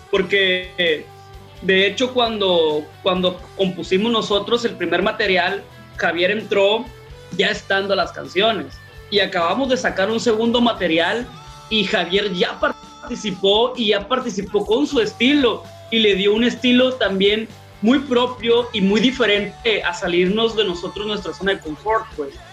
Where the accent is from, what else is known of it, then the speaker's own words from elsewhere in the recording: northern Mexico, Mexico; pues nosotros somos norteños queriendo hacer rock, pues.